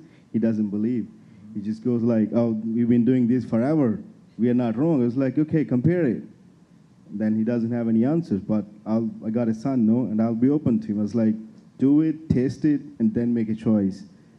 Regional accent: India; now in Australia; I was born in India, so I was a Hindu

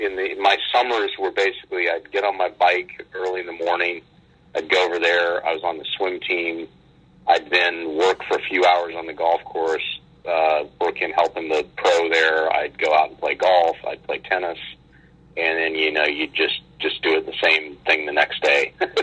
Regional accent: Utah, United States; Yeah, I did, and it's you know, in Utah

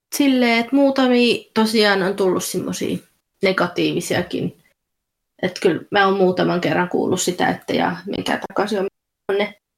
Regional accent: Finland; now in Essex, United Kingdom; mä oon Suomesta kotoisin

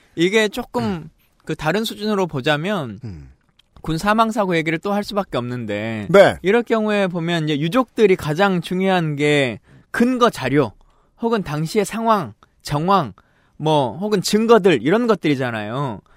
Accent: Yeosu, South Jeolla, South Korea; also born or lived in Suncheon; 태생은 여수에서 태어났는데요.

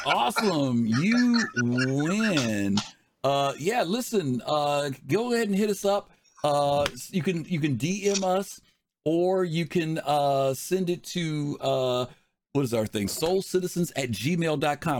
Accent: Chicago, Illinois, United States; I'm from Chicago

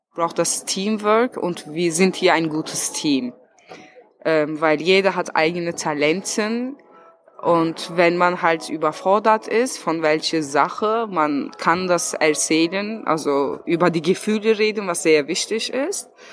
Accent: Turkey; German is a second language; now in Berlin, Germany; ich bin 31 Jahre alt, ich komme aus der Türkei

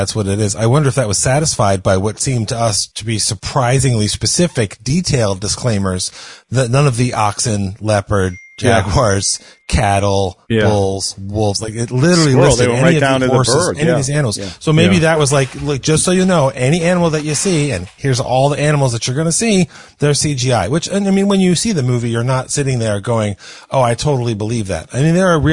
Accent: United States; being an American

